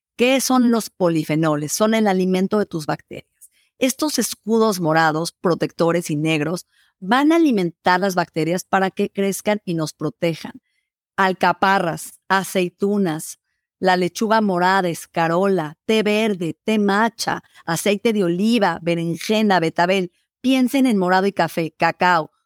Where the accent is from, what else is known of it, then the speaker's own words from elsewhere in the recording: Mexico; en mi país, México